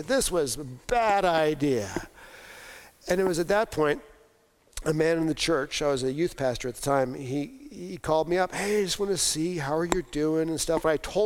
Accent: New York, United States; moved away; I grew up right outside of New York City

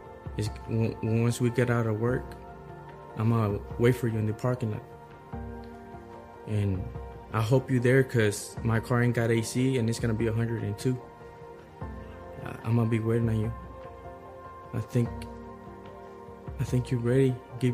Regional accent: Waco, Texas, United States; I'm from Waco, Texas

